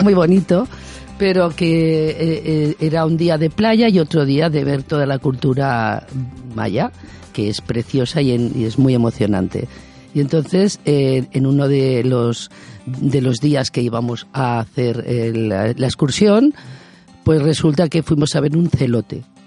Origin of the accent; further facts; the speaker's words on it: Extremadura, Spain; now in Barcelona, Spain; estoy en Barcelona, me considero catalana, pero soy de Extremadura